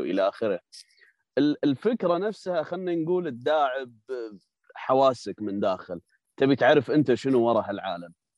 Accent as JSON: {"language": "Arabic", "country": "Kuwait", "said": "عندنا بالكويت"}